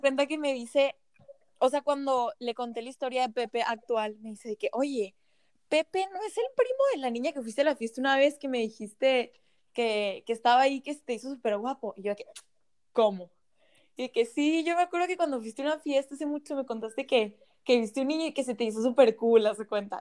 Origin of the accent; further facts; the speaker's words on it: Mexico; Yo vivo, vivo en una ciudad súper chiquita aquí en México